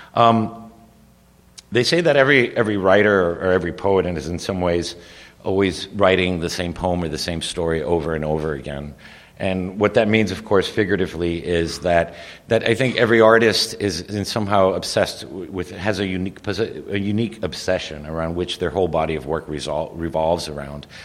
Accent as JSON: {"language": "English", "town": "Miami", "region": "Florida", "country": "United States", "tie": "born or raised there", "also_born_or_lived": "Madrid, Spain / New York City, United States / Cuba", "said": "I was born, we emigrated to the United States, to first to New York City and then eventually to Miami"}